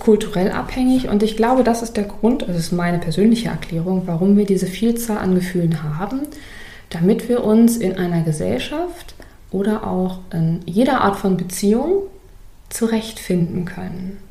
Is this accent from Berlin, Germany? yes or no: yes; Berlin, Germany; bei uns in Berlin